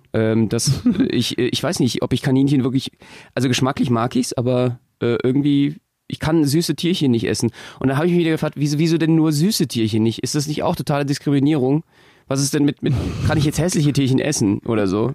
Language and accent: German; Berlin, Germany; als Berliner